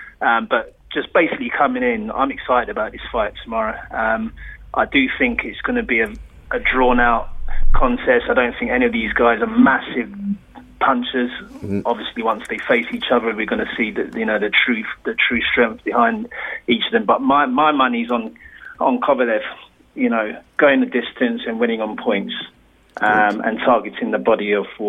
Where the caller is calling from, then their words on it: London, United Kingdom; Calling from Southeast London.